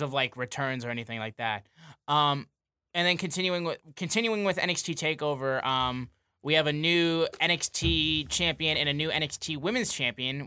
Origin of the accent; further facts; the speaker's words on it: Davison, Michigan, United States; I'm from Davidson, like just outside of Flint